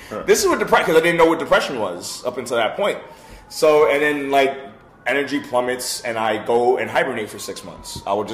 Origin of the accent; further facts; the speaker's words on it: Bronx, New York, United States; The Bronx.